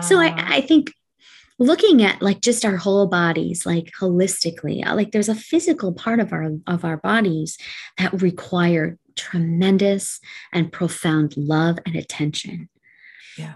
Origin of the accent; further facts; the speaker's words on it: Canada; I'm Canadian. So we graduate speaking French